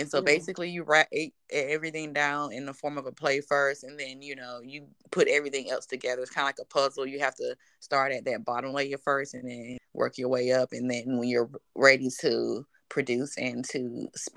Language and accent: English; Durham, North Carolina, United States; So I'm originally from Durham. I went to Northern High School